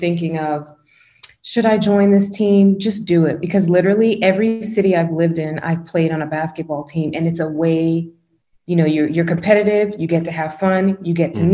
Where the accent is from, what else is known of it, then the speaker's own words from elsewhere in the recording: West Palm Beach, Florida, United States; also born or lived in Tallahassee; Where I grew up in West Palm